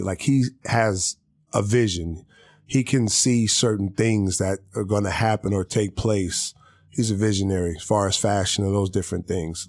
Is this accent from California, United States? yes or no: yes; Long Beach, California, United States; I'm from here. I'm from L